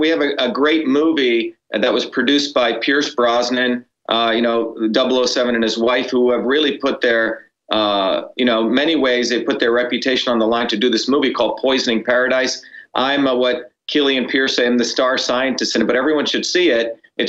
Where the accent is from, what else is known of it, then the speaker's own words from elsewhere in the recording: India; now in United States; when my parents and I came from India to here, there were two things, two principles that I think everyone can get around